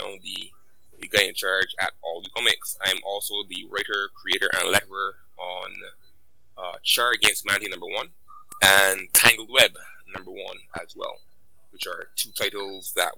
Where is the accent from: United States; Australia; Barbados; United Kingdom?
Barbados; I'm from Barbados myself